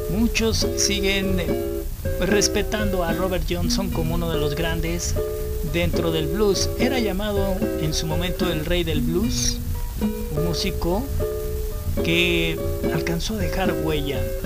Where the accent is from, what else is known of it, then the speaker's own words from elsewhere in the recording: Mexico; a nosotros como mexicanos